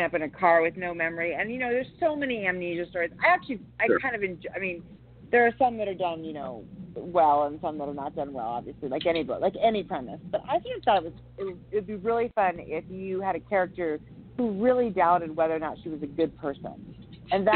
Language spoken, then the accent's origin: English; San Francisco Bay Area, California, United States; moved away as an adult; now in Montana, United States; I grew up in the San Francisco Bay Area